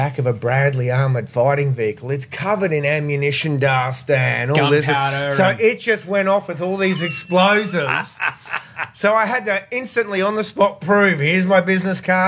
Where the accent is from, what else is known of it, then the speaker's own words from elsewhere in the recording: Brisbane, Queensland, Australia; moved away as an adult; also born or lived in United States / Iraq; I grew up in Capera out near Fernie Grove.